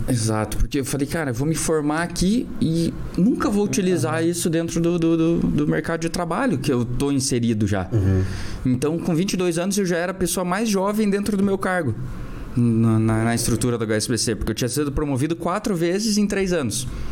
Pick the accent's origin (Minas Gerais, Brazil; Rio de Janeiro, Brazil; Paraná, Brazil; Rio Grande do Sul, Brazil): Paraná, Brazil; Curitiba; also born or lived in United States; eu sou de Curitiba, então nascido e criado aqui